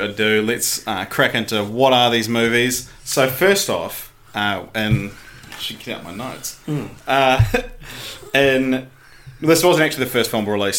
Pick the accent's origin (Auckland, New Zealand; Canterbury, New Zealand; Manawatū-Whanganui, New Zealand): Canterbury, New Zealand; Christchurch; moved away; my hometown of Christchurch